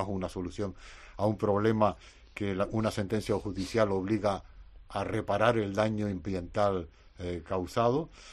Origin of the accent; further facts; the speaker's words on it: Canary Islands, Spain